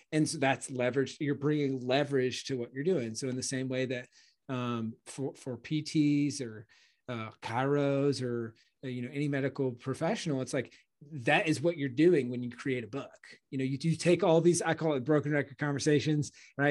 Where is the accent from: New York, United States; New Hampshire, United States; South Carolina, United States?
South Carolina, United States; Clemson; moved away as an adult; also born or lived in Charleston, South Carolina; now in Austin, United States; I grew up in Clemson